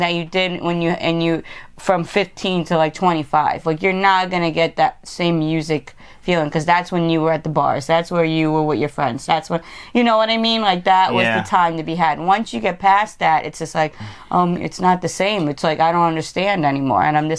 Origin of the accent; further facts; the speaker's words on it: New York, United States; I'm from New York, so I'm going to go ….